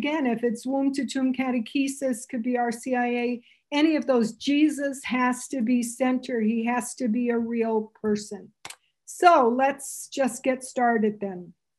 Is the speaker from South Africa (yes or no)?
no; Canada; So I'm Canadian, which you probably wonder where the heck I have this funny little accent. My family thinks I sound American, but to Americans, I sound, they don't, can't figure it out.